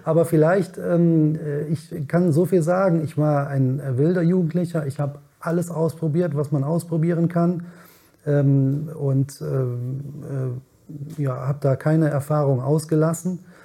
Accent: Cologne, North Rhine-Westphalia, Germany; bin in Köln geboren, in Ja. Köln aufgewachsen

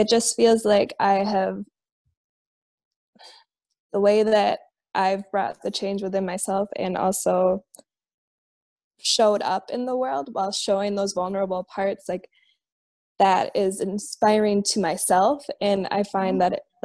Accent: Minnesota, United States; here in my home state in Minnesota

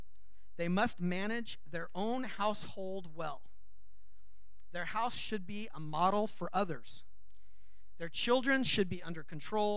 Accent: Los Angeles, California, United States; moved away; I grew up in Los Angeles. I learned to drive in Los Angeles

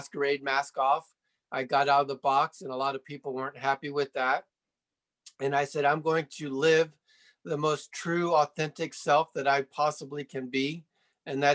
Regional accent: Sarasota, Florida, United States; moved away as an adult; also born or lived in Fort Lauderdale, Florida; now in Colorado Springs, United States; I grew up in Florida, Sarasota to be specific

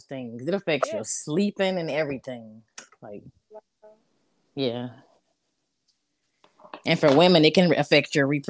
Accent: Louisiana, United States; now in South Carolina, United States; I'm from Louisiana, but I reside in South Carolina.

